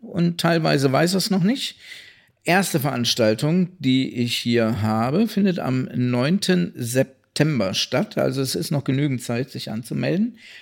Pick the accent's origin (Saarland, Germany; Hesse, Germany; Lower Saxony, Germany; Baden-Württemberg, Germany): Hesse, Germany; Kassel; meine Heimatstadt